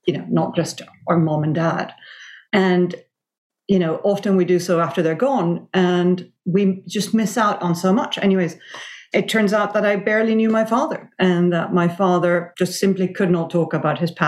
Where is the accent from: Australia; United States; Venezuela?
Venezuela; I grew up in Venezuela in the 70s and 80s